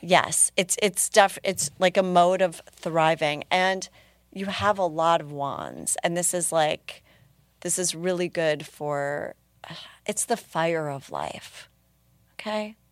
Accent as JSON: {"language": "English", "town": "Minneapolis", "region": "Minnesota", "country": "United States", "tie": "born or raised there", "said": "my hometown"}